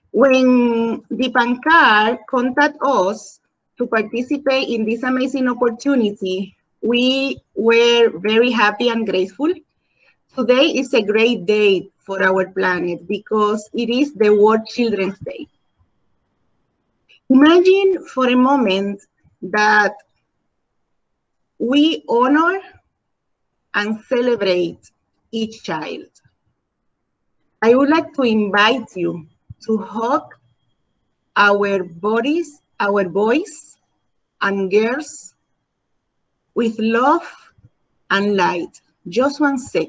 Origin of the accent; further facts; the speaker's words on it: Dominican Republic; English is a second language; moved away as an adult; now in Puerto Rico; I am from Dominican Republic. I have been living in Puerto Rico for more than half of my life